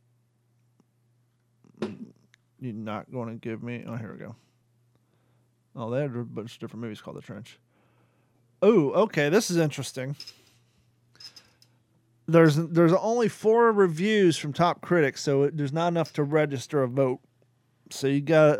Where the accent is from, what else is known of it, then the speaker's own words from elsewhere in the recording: Kentucky, United States; moved away; also born or lived in Florida; I was born in Kentucky. I've lived 19 years in Florida.